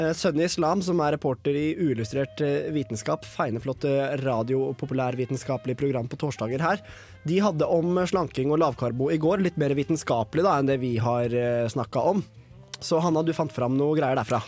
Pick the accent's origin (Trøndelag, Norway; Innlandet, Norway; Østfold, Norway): Innlandet, Norway; Kongsvinger; moved away; drar jeg hjem til Kongsvinger, der jeg er fra